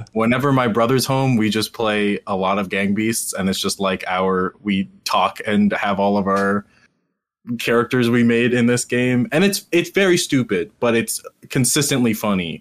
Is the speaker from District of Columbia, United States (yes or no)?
no; Cincinnati, Ohio, United States; I am from Cincinnati